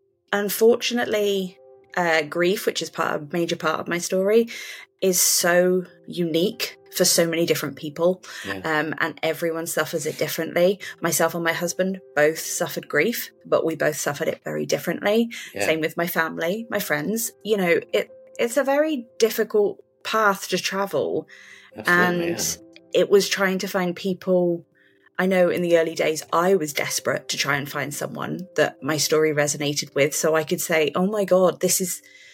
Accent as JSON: {"language": "English", "region": "West Midlands", "country": "United Kingdom", "said": "I'm from the United Kingdom. I'm from a county called Shropshire. I kind of have lived all over the UK, so I'm a bit of a nomad, but this is where my home is"}